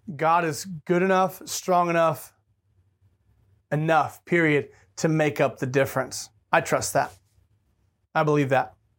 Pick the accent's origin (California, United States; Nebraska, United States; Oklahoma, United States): Oklahoma, United States; Tulsa; moved away; I was born in Tulsa, Oklahoma